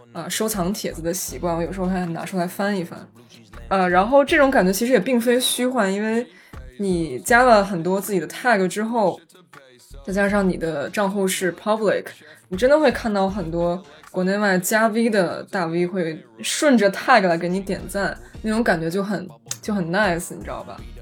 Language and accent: Chinese; Beijing, China; moved away; 我作为北京人